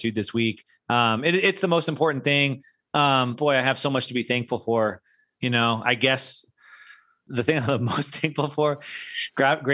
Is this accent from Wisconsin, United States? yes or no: no; Southern California, United States; Growing up in Southern California, it was like this, this melting pot of music